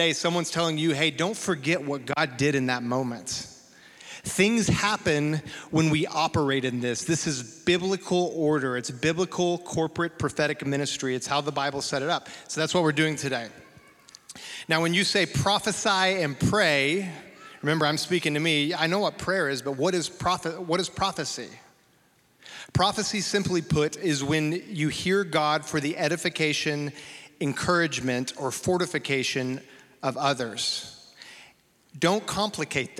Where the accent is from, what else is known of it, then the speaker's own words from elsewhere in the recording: Amarillo, Texas, United States; a Baptist boy growing up in Amarillo, Texas.